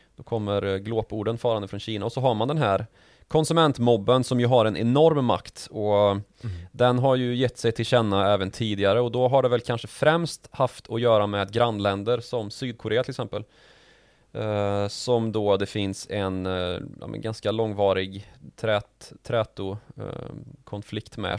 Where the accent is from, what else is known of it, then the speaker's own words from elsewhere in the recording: Sweden; som svenskar